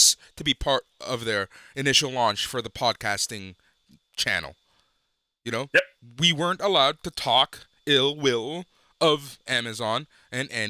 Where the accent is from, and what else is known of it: Canada